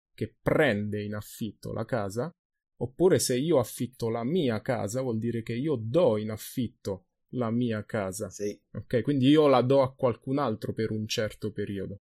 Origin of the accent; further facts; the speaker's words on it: Ascoli Piceno, Marche, Italy; Ma se io vengo da Ascoli Piceno, la mia città, allora questo è il mio punto di partenza, ok? Io vengo da Ascoli.